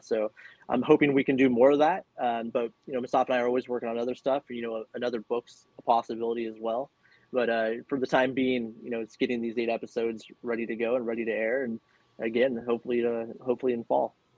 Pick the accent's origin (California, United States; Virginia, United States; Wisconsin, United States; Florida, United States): California, United States; I'm born and raised in California.